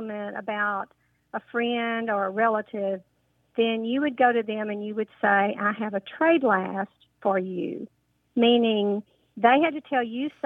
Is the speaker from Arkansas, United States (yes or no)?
yes; Tuckerman, Arkansas, United States; now in Memphis, United States; I grew up in Northeast Arkansas, fairly close to Jonesboro in a little town called Tuckerman.